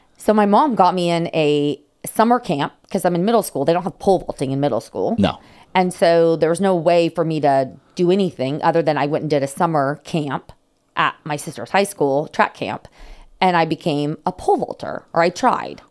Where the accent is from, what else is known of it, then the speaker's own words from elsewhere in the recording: San Diego, California, United States; also born or lived in South Carolina; born and raised in San Diego. Actually grew up in North County, um, close to Poway